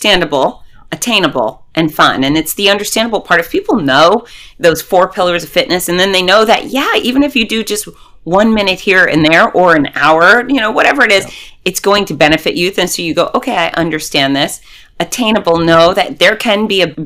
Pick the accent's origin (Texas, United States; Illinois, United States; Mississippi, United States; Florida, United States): Florida, United States; I'm from Florida